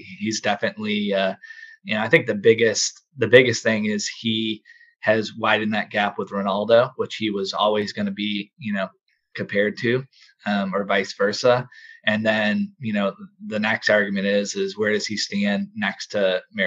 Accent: United States; me as an American

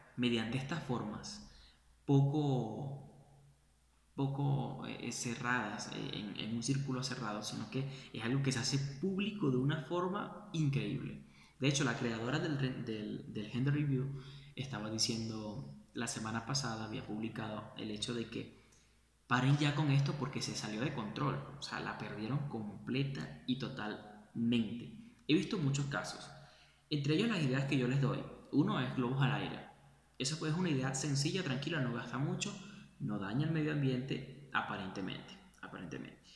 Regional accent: Venezuela; moved away; hablo de mi país, de donde vengo

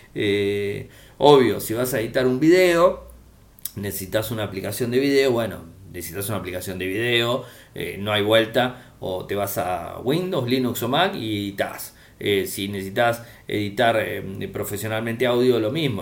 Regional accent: Argentina

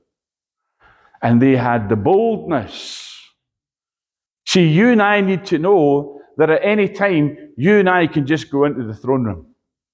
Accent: Edinburgh, Scotland, United Kingdom; I'm from Edinburgh, so I call them bairns

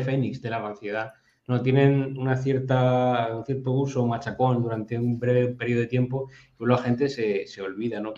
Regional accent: Region of Murcia, Spain; los murcianos

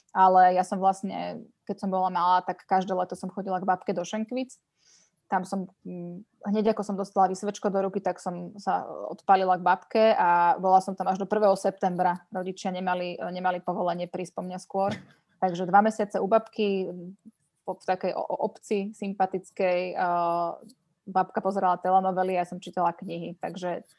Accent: Bratislava, Bratislava Region, Slovakia; Ja som vyrastala v Lamači

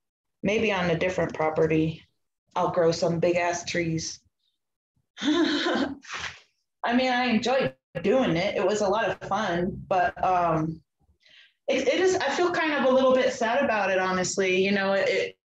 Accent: the Bay Area, California, United States; moved away as an adult; also born or lived in North Carolina; I'm from California, the Bay Area

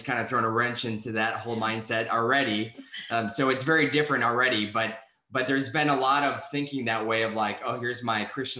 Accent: Wisconsin, United States; I'm from Wisconsin

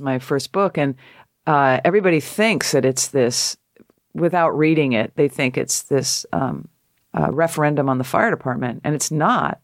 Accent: Connecticut, United States; moved away as an adult; also born or lived in San Francisco; I'm a girl from Connecticut

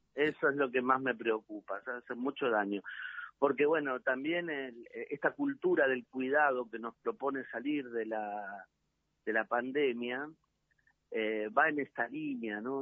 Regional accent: Quilmes, Berazategui and Varela, Buenos Aires Province, Argentina; Quilmes, Verazate y Varela, que es mi tierra

